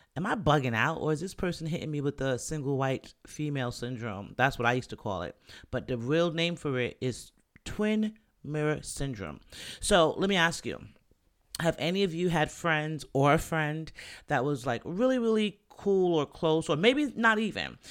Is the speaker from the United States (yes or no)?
no; Jamaica; I'm Jamaican